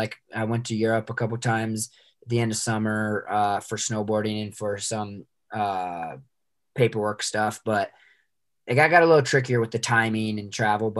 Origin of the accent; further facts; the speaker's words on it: United States; obviously I'm American